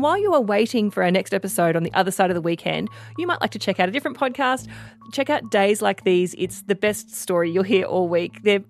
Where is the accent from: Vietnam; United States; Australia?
Australia; Queensland; maybe it's just because I'm a Queenslander